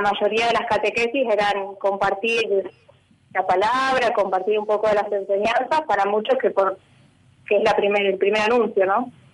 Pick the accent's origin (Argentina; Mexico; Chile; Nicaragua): Argentina; Viedma, Río Negro; also born or lived in Peru; yo soy de Viedma, de Río Negro